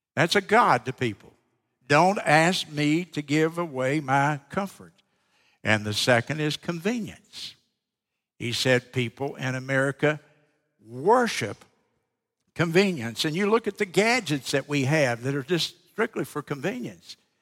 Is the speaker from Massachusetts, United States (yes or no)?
no; South Carolina, United States; I'm from South Carolina.